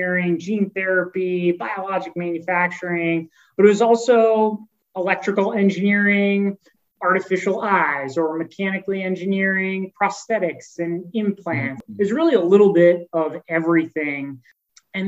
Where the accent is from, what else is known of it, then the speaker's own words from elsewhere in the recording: Philadelphia, Pennsylvania, United States; I grew up in the Philadelphia area.